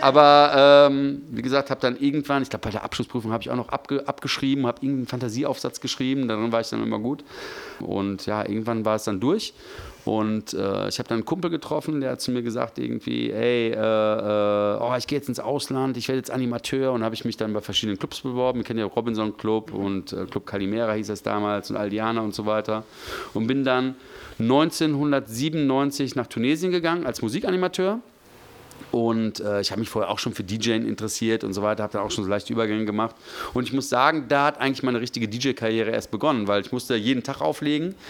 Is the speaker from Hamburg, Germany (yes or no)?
no; Gevelsberg, North Rhine-Westphalia, Germany; moved away as an adult; also born or lived in Hagen; now in Frankfurt, Germany; ich bin in, vor 45 Jahren in Hagen geboren äh, worden, bin aber in Gevelsberg aufgewachsen.